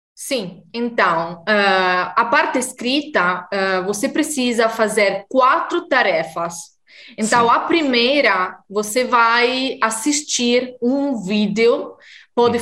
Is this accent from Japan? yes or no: no; Italy; Portuguese is a second language; also born or lived in Mozambique; sou italiana como o Paulo e moro no norte da Itália, perto de Milão